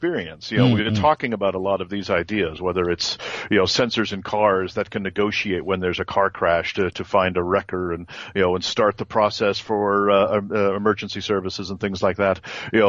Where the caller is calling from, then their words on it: France; Today I'm in France.